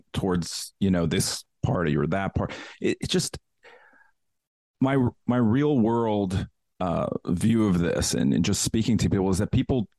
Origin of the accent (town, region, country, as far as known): New York, United States; born or raised there